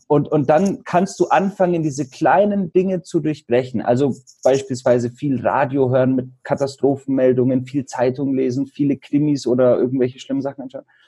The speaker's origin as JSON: {"language": "German", "area": "Allgäu", "region": "Bavaria", "country": "Germany", "said": "Ich komme ja aus Bayern, aus dem Allgäu"}